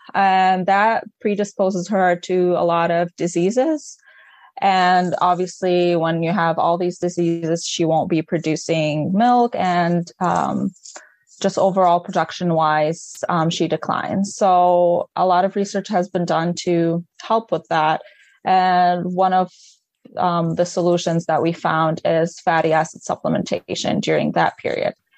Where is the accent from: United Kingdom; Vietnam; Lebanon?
Lebanon; English is a second language; moved away as an adult; now in Michigan, United States; I'm originally from Lebanon. Um, I moved here back in 2015 for my undergrad